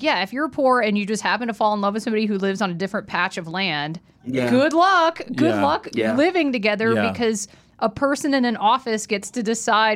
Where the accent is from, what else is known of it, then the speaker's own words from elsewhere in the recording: Atlanta, Georgia, United States; I grew up in Atlanta